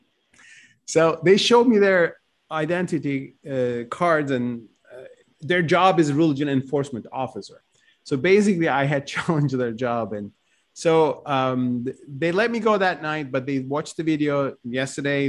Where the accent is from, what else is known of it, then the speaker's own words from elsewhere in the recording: Turkey; also born or lived in Ankara / Istanbul; I grew up in Turkey, and as you said, I mean, I grew up in Ankara, later Istanbul